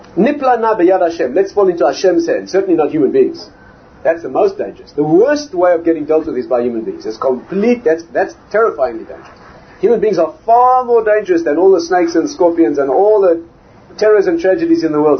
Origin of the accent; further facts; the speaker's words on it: South Africa; moved away; I'm from South Africa